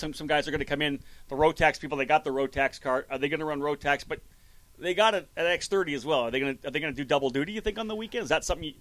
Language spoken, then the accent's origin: English; Canada; I'm from Canada